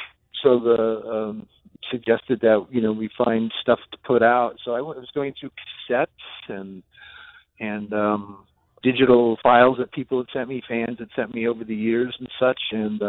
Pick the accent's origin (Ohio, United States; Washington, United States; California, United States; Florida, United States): California, United States; Where I grew up in California